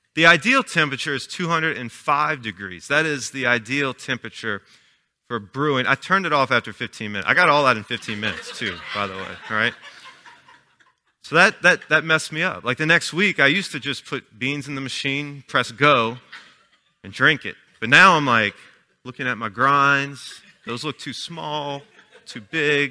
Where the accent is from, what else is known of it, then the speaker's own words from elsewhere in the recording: Chalmette, Louisiana, United States; I was born and raised in Chalmette